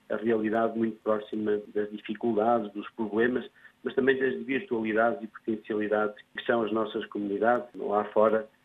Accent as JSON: {"language": "Portuguese", "country": "Portugal", "tie": "born or raised there", "also_born_or_lived": "France", "said": "eu sou lusodescendente, nasci em França e vim para Portugal com 8 anos."}